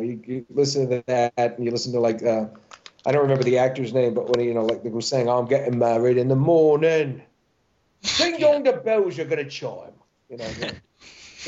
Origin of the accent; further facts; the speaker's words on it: United States; I'm probably American by birth, but British by inclination. I mean, my family is actually Scottish, Welsh, and English